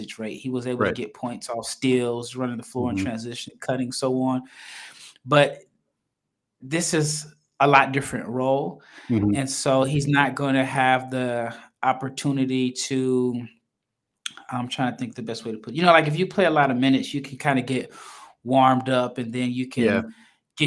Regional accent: Omaha, Nebraska, United States; now in Texas, United States; I live in Texas, but I'm from Omaha, Nebraska.

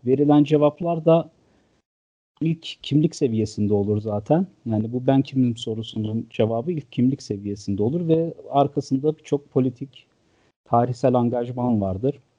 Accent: Malatya, Turkey; moved away as an adult; also born or lived in Ankara / Istanbul / England; Ee, ben 1982 Malatya doğumluyum. Yani 12 Eylül sonrasında sağ sol çatışmaları bittikten sonranın Malatya'sında doğdum. Ee, bütün hayatım burada geçti. E, ilk 18 yılım lise bitene kadar.

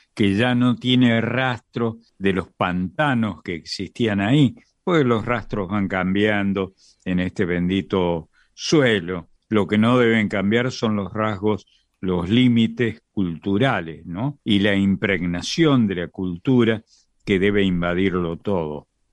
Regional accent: Córdoba, Argentina; moved away; la provincia de Córdoba, donde yo nací y me crié bastante tiempo

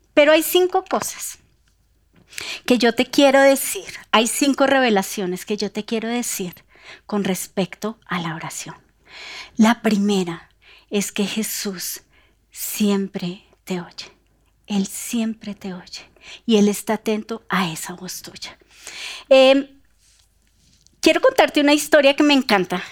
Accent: Bogotá, Colombia; nosotros como bogotanos

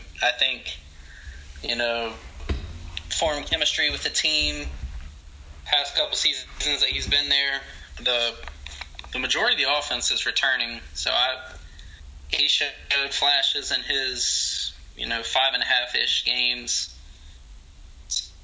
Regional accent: Concord, North Carolina, United States; I'm from Concord, which is like 10-15 minutes from Charlotte

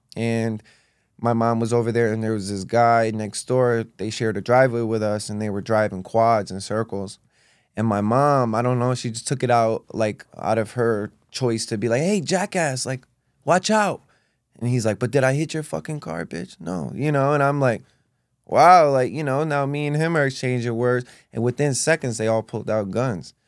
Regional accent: East Hartford, Connecticut, United States; also born or lived in Rockville, Connecticut / Manchester, Connecticut; going to school in, um, elementary school in East Hartford, Connecticut.

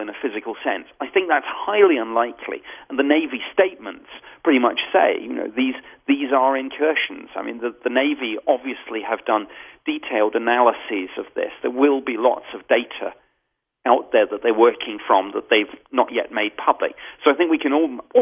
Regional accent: United Kingdom; as a Brit

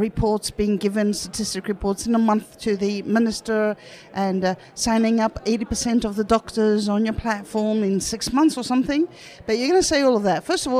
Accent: Greece; I come from Greece

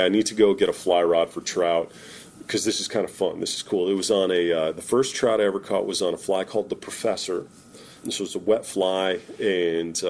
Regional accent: Vermont, United States; growing up in Vermont, I mean, we are a very dairy-centric state.

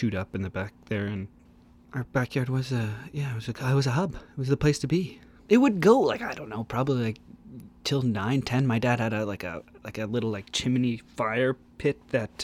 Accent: Oakville, Ontario, Canada; I grew up in Oakville, Ontario, just outside of Toronto

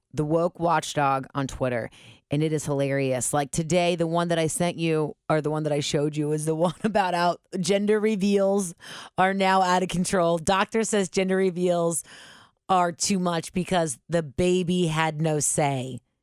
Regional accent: Cincinnati, Ohio, United States; My family come, we're originally from the West Side.

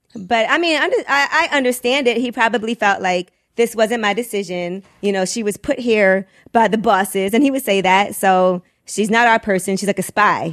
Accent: Brooklyn, New York, United States; growing up in Brooklyn

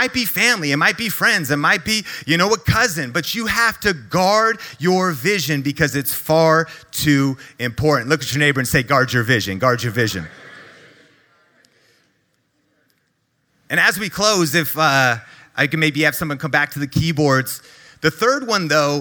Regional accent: Marysville, Washington, United States; back when I was growing up in Marysville, Washington. That's an hour north of Seattle, Washington

